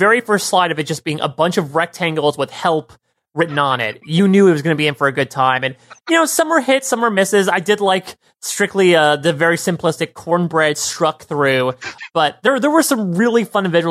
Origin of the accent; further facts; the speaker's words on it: New York, United States; as a New Yorker